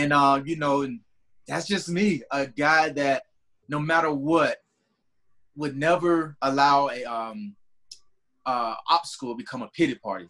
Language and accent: English; Tallahassee, Florida, United States; from Tallahassee, Florida